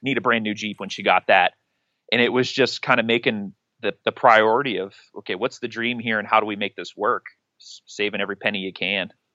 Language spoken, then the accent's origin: English; Western Pennsylvania, United States; moved away as an adult; now in Ohio, United States; I am originally from Pennsylvania, actually Western P A, about, uh, an hour north of Pittsburgh